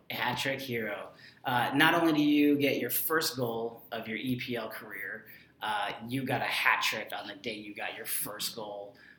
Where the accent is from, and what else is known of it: United States